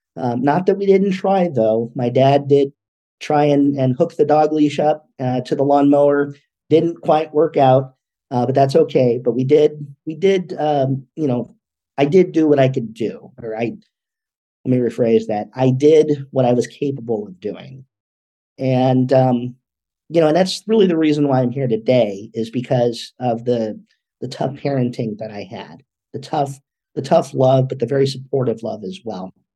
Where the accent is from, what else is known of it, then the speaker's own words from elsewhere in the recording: California, United States; also born or lived in Los Angeles, California; I was born in Los Angeles, California, here in the US. Uh, when I was about five, we moved up north a couple of hours just to a, a smaller community